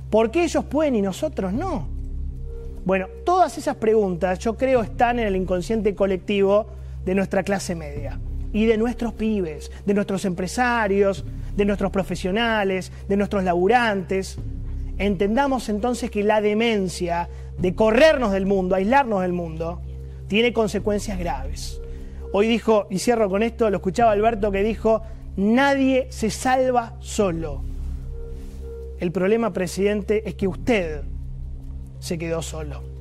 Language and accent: Spanish; Argentina